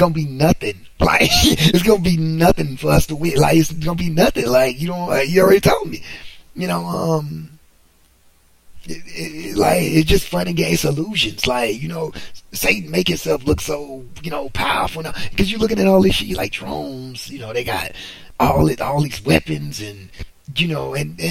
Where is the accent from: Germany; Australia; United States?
United States; I'm American. I was born here